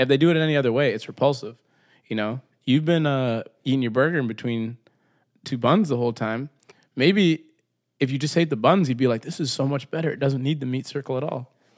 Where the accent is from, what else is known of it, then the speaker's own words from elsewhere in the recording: Brainerd, Minnesota, United States; I grew up in Minnesota